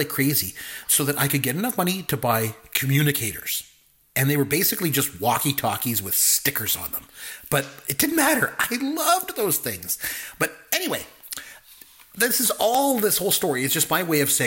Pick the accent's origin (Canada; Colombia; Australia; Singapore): Canada; since I'm Canadian